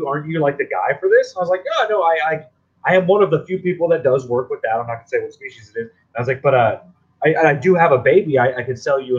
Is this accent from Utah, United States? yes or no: no; Texas, United States; I'm from Texas